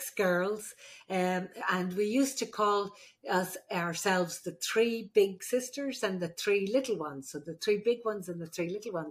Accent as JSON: {"language": "English", "country": "Ireland", "moved": "yes", "said": "I'm the Irish midwife"}